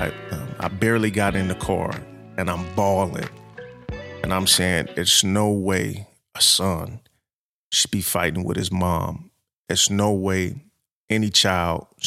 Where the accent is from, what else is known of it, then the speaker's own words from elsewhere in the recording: Los Angeles, California, United States; I'm born and raised in South Central L.A.